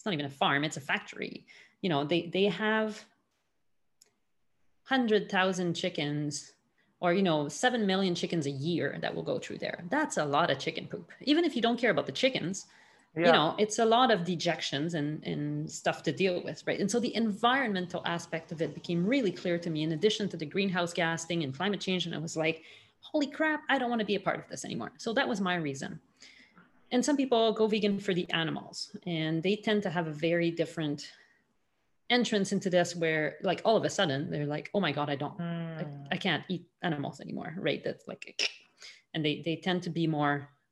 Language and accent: English; Montreal, Quebec, Canada; born or raised there